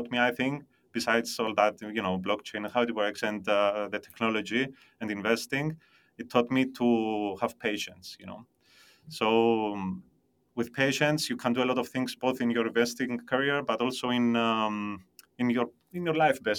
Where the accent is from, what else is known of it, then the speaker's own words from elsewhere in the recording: Cyprus; also born or lived in London; I was born and raised in Cyprus